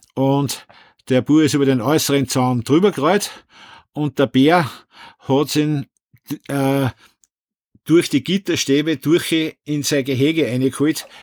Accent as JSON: {"language": "German", "region": "Upper Austria", "country": "Austria", "said": "bei uns in Oberösterreich"}